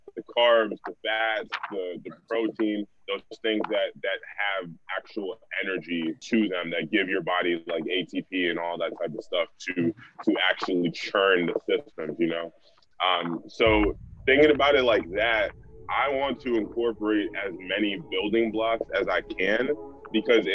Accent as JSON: {"language": "English", "area": "Broward County", "region": "South Florida", "country": "United States", "tie": "born or raised there", "also_born_or_lived": "New England", "said": "I grew up here down in South Florida, Broward County specifically"}